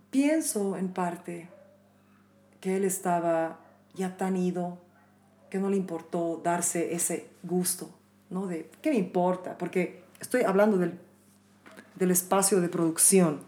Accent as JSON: {"language": "Spanish", "country": "Bolivia", "said": "en mi país nunca piensan que soy de aquí"}